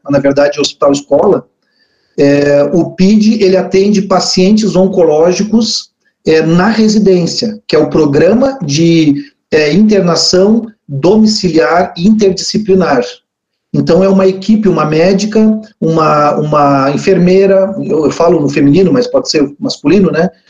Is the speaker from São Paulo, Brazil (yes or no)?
no; Pelotas, Rio Grande do Sul, Brazil; also born or lived in Canguçu; eu nasci em Pelotas aqui, sou da, da terra